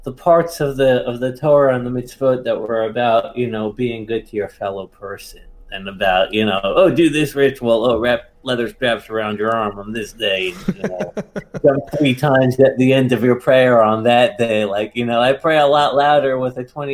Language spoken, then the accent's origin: English; New York, United States; I'm from New York